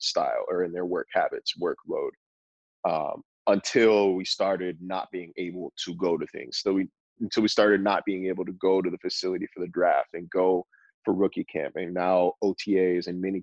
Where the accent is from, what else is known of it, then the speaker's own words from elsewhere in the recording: Northern California, United States; moved away as an adult; also born or lived in Phoenix, Arizona; I grew up in Northern California